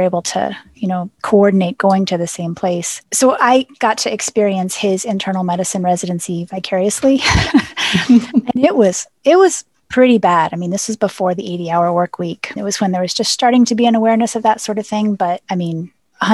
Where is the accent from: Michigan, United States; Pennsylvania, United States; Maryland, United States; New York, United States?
Pennsylvania, United States; central; moved away as an adult; also born or lived in St. Louis; now in Baltimore, United States; I grew up in Pennsylvania, in central Pennsylvania, which was the home of Penn State